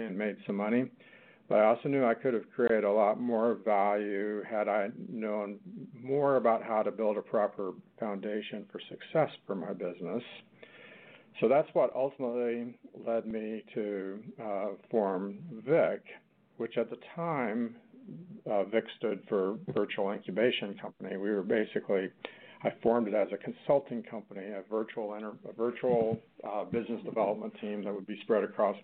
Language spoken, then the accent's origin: English; Arkansas, United States; came back to my home state of Arkansas